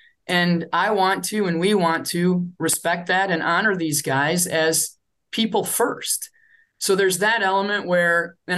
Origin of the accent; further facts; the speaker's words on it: Michigan, United States; now in Minnesota, United States; I grew up in Michigan.